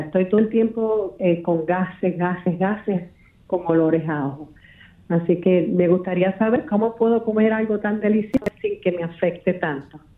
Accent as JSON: {"language": "Spanish", "town": "Moca", "country": "Puerto Rico", "said": "Yo soy del pueblo de Moca"}